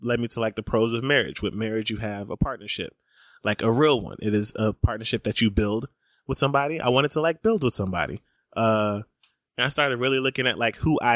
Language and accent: English; Atlanta, Georgia, United States; We're from Atlanta